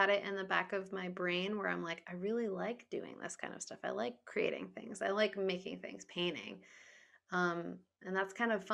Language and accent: English; Smithfield, Rhode Island, United States; So I grew up in Rhode Island. I was in Smithfield for a while.